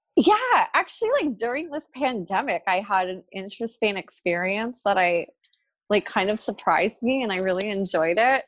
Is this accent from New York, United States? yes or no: no; New Jersey, United States; I grew up in New Jersey in the suburbs